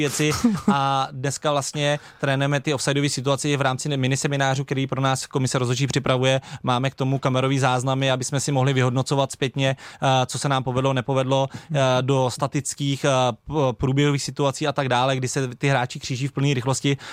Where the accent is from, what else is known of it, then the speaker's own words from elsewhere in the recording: Plzeň Region, Czechia; u nás na Plzni na jihu, eh, kde jsem začínal